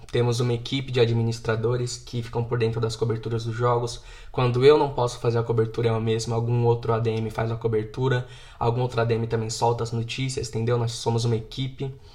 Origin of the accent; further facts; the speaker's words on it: Guarulhos, São Paulo, Brazil; eu sou de Guarulhos, São Paulo